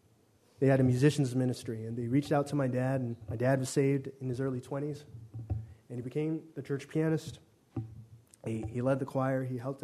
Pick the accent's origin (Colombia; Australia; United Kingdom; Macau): Macau; born there; I was born in Macau, China, one of the three special administrative regions of that nation.